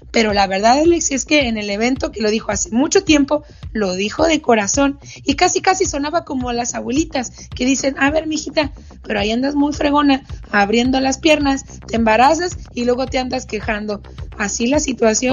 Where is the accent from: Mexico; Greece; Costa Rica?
Mexico; Hermosillo, Sonora; de Hermosillo, en Sonora, justamente de donde yo soy originaria